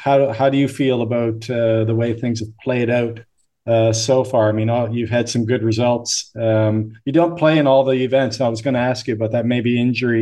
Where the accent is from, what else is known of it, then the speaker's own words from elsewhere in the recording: Canada; I'm Canadian